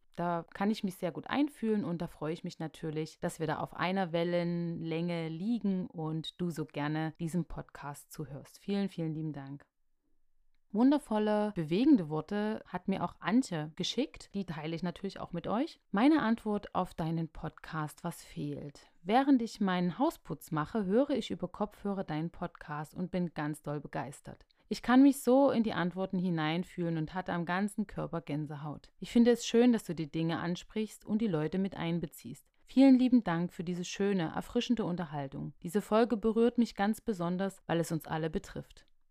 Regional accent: Radebeul, Saxony, Germany; ich komme aus dem Osten, ganz genau komme ich aus Radebeul in der Nähe von Dresden und hier bin ich groß geworden

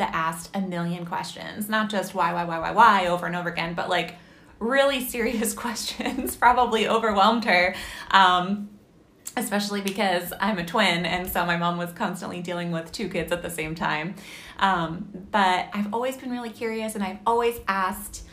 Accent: Massachusetts, United States; moved away as an adult; also born or lived in Pennsylvania; I grew up in Massachusetts, and then I ended up going to college in Pennsylvania

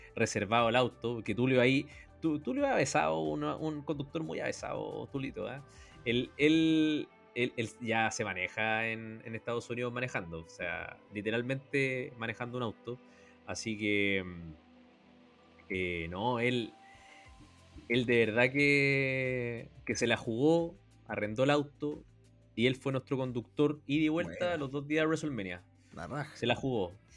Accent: Chile; le conté que venía de Chile

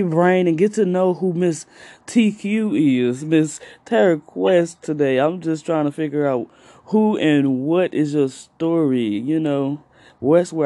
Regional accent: East St. Louis, Illinois, United States; I'm from East St. Louis. A lot of people don't know nothing about, but I am from East St. Louis, Illinois

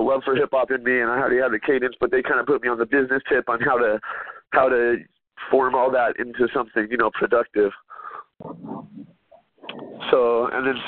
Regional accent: West Coast, United States; I grew up on the West Coast

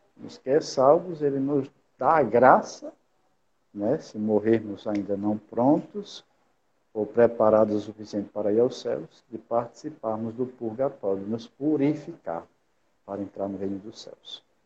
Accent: São Paulo do Potengi, Rio Grande do Norte, Brazil; also born or lived in Rome / Natal; eu sou natural lá de São Paulo do Potengi, aqui no Rio Grande do Norte.

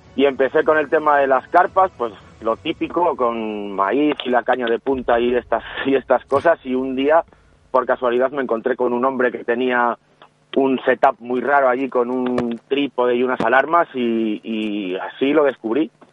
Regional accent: León, Castile and León, Spain; yo soy de León

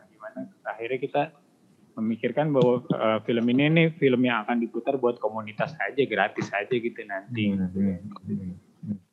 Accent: Bogor, West Java, Indonesia; gue orang Bogor

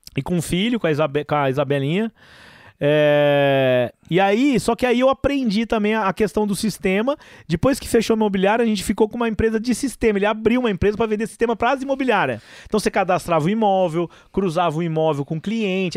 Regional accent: Ribeirão Preto, São Paulo, Brazil; moved away as an adult; also born or lived in Franca; now in Goiânia, Brazil; eu saí de Franca com sete anos e mudei para Ribeirão Preto. Meu pai comprou uma casa lá em Ribeirão Preto

